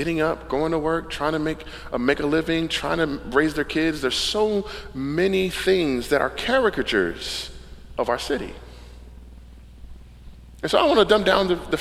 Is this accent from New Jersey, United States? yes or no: yes; Camden, New Jersey, United States; moved away as an adult; now in Wilmington, United States; the neighborhood that I grew up in Camden was South Camden